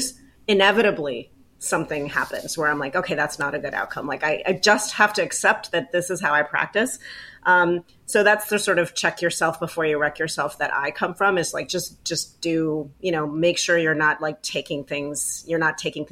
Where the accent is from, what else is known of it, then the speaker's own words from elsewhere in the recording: Baltimore, Maryland, United States; I'm from Baltimore